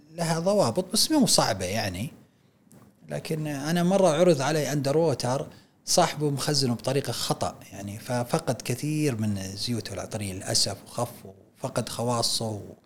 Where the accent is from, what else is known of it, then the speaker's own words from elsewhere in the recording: Saudi Arabia; احنا في السعوديه